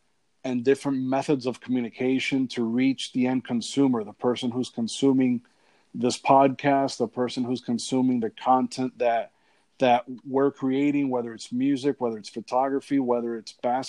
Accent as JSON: {"language": "English", "town": "Hialeah", "region": "Florida", "country": "United States", "tie": "born or raised there", "moved": "yes", "said": "I grew up in Hialeah, so that was pretty much where I stayed."}